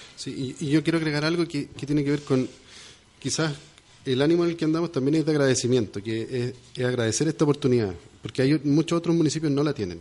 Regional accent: Chile; Somos poquitos en, en, Chile

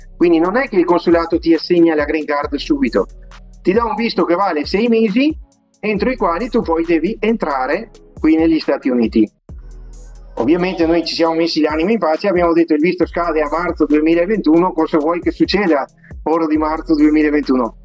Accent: Vicenza, Veneto, Italy; accent: Venetian; now in Naples, United States; io sono vicentino, vicentino puro sangue e veneto anche

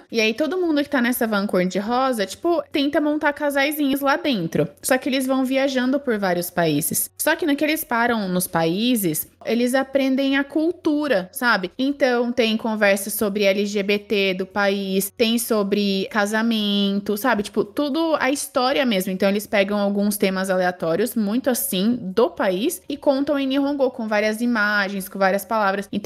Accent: Brazil; also born or lived in Japan; eu sou brasileira, metade uruguaia, só que morei minha vida inteira pra. Minha vida inteira não, né?

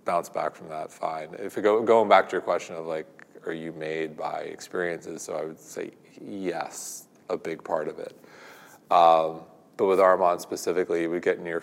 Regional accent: Manhasset, New York, United States; I grew up in Manhasset, which is a very affluent town

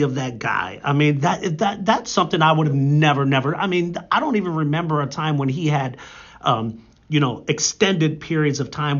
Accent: Warren, Ohio, United States; I grew up in Warren

